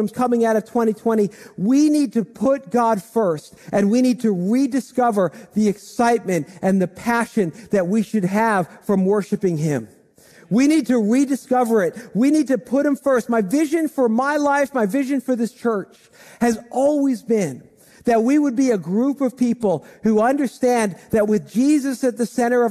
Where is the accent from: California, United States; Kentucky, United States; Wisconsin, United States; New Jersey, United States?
New Jersey, United States; Dumont; I grew up in Dumont, and I've lived in Bergen County most of my life